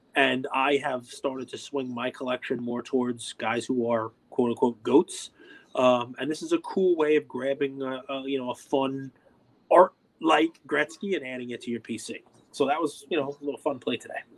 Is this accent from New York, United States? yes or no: yes; New York, United States; I'm a New Yorker.